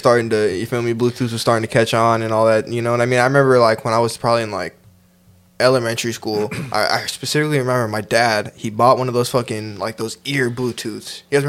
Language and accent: English; San Jose, California, United States; I'm from San Jose. It's like 30 minutes from SF.